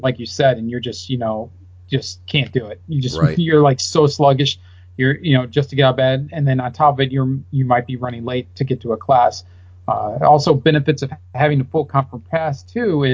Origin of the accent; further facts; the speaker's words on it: Midwest, United States; I'm from the Midwest, I'm not used to this dry heat